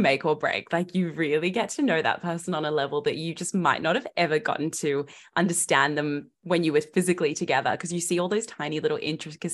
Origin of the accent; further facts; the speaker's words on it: Australia; I was from Australia